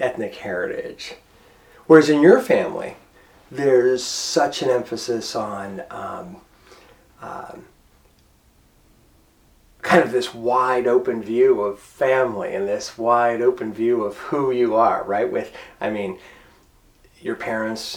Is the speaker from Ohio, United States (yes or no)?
yes; Struthers, Ohio, United States; I grew up in Struthers, Ohio, a small suburb of Youngstown